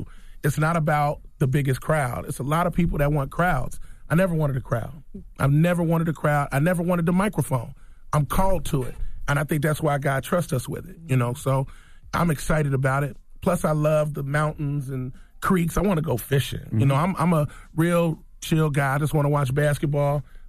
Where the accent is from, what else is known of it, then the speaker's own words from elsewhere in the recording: Cincinnati, Ohio, United States; I grew up in Cincinnati.